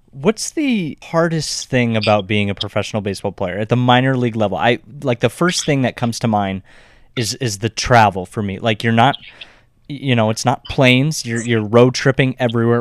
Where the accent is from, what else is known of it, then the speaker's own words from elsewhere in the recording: Arizona, United States; the three of us are all from Arizona